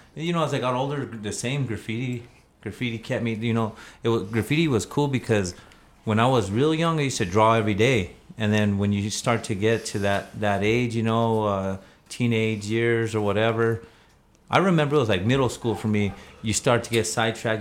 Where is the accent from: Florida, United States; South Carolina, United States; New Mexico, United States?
New Mexico, United States; Albuquerque; I grew up in the South Valley, um, but I've lived all over Albuquerque uh, my whole life.